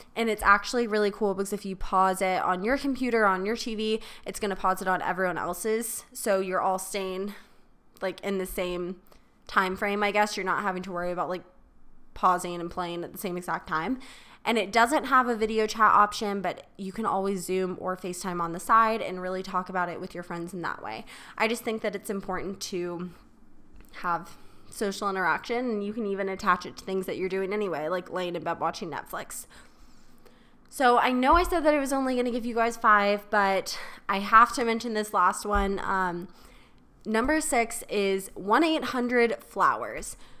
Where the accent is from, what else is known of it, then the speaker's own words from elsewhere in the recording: Charleston, South Carolina, United States; moved away; my hometown in Charleston